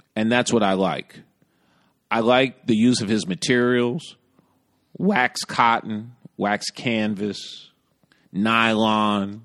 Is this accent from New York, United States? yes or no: yes; New York, United States; as a New Yorker